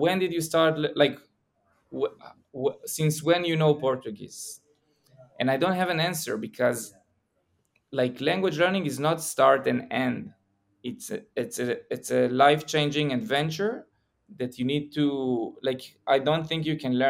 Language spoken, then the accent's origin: English; Israel; I'm from Israel